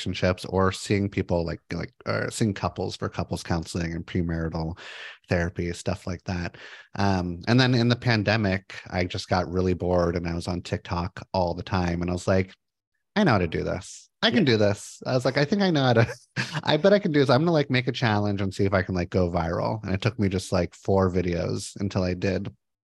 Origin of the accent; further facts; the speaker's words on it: Los Angeles, California, United States; moved away as an adult; now in Portland, United States; I grew up in Los Angeles, moved to Portland in 2005